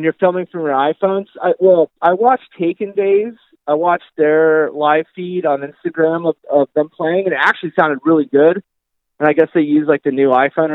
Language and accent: English; Florida, United States; now in San Diego, United States; I'm from Florida originally